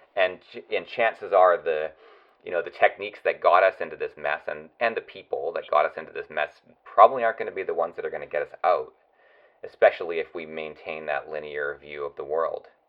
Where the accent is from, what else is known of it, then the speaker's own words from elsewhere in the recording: West Coast, British Columbia, Canada; I grew up on the West Coast